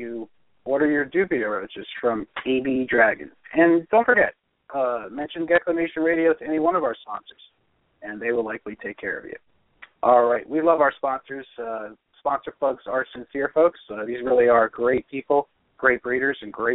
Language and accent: English; Union, New Jersey, United States; I grew up in Union, New Jersey